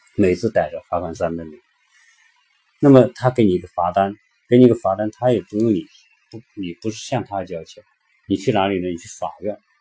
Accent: China; 超出我们中国人想象的

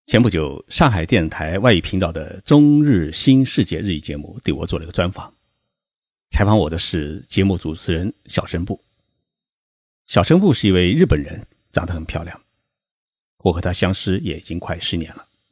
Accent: China; 按照我们中国人的概念

